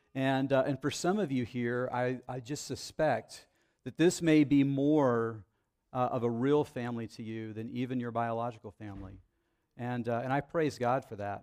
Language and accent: English; Dallas, Texas, United States; moved away as an adult; now in Central Texas, United States; I grew up in the Dallas area, and when I first came down here, I remember, um, twenty-four years ago